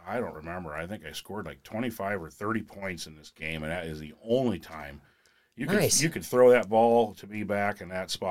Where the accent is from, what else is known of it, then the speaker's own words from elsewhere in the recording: Shelby, Iowa, United States; also born or lived in Omaha, Nebraska / Plattsmouth, Nebraska; moved to Shelby, and then I went to school there